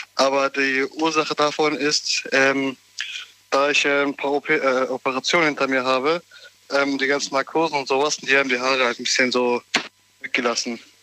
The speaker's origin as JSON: {"language": "German", "country": "Turkey", "tie": "born or raised there", "moved": "yes", "lives_now": "Germany", "said": "ich bin auch gebürtiger Türke"}